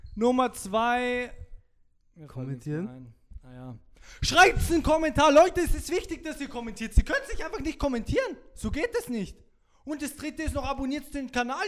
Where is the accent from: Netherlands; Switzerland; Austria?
Austria; Salzburg; moved away as an adult; now in Vienna, Austria; ich komme aus Salzburg Stadt